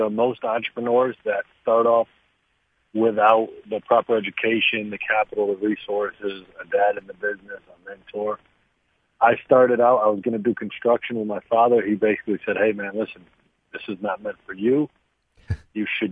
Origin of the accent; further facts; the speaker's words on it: Waterbury, Connecticut, United States; I'm from Waterbury, Connecticut